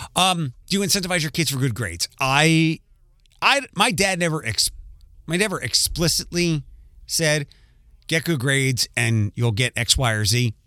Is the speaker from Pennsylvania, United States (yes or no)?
yes; Philadelphia, Pennsylvania, United States; as a Philadelphian